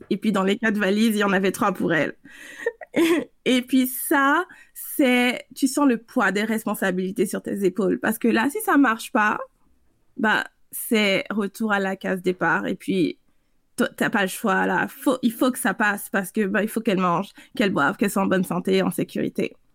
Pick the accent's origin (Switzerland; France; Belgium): France; also born or lived in South America; je suis française, mais j'ai grandi en Amérique du Sud, puis jusqu'à jusqu'à la fin du secondaire là-bas.